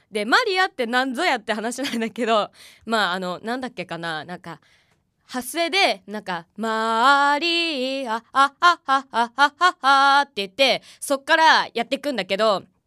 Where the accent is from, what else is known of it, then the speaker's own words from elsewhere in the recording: Ofunato, Iwate, Japan; 自分はあの岩手県大船渡市というところがまあ地元なんだけど